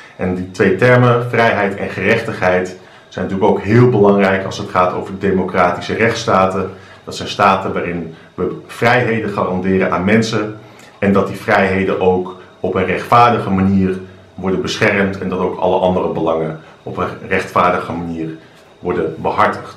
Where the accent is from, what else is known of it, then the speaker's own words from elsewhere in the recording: Netherlands; ik woon in Nederland, ik ben Nederlander, ik ben trots op Nederland.